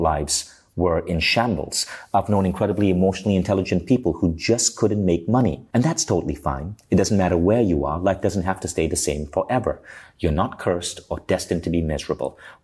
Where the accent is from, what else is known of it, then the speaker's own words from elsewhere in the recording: Malaysia; I grew up in Malaysia.